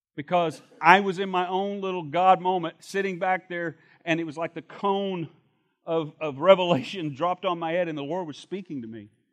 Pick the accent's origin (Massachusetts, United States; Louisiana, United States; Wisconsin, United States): Louisiana, United States; Shreveport; When I was a young man growing up in Shreveport, Louisiana